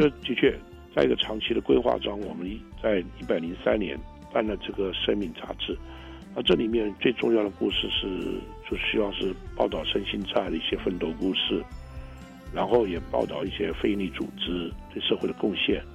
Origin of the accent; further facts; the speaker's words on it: Taiwan; 在我们台湾邻近的国家也好